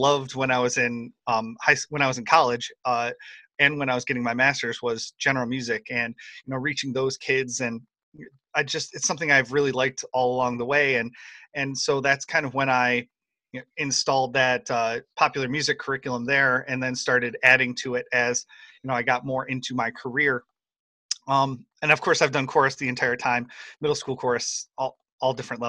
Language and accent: English; Western New York, United States; I'm from Western New York